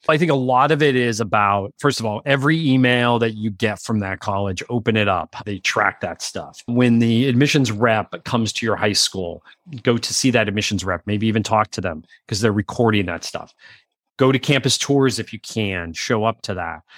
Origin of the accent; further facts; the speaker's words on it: Pennsylvania, United States; I grew up in Pennsylvania